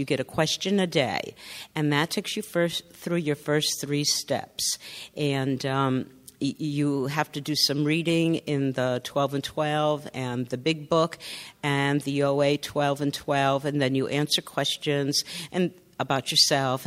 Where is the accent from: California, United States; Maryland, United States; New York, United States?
California, United States; Northern; So up north, I'm from Northern California.